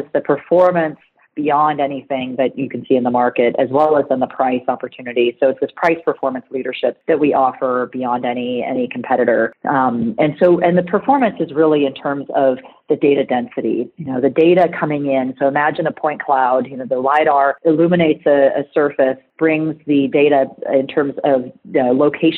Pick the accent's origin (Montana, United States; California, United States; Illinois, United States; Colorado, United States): California, United States; moved away as an adult; I'm a girl from California, though, so I'm one of those rare transplants that went east